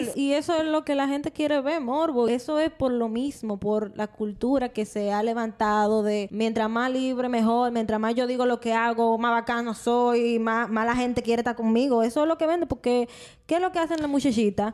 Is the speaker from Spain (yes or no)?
no; Dominican Republic; como mujer dominicana, que así somos todita las dominicanas